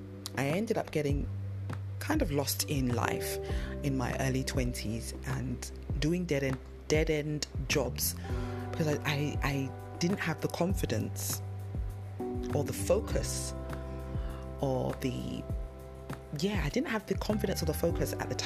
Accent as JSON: {"language": "English", "region": "London", "country": "United Kingdom", "tie": "born or raised there", "accent": "London", "said": "It's a London accent. And I grew up in London"}